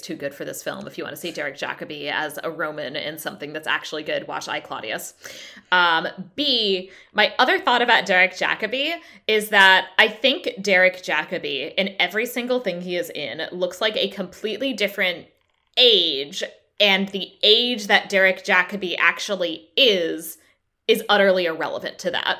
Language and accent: English; United States; as an American living uh, in the years after the, pu, after the Trump presidency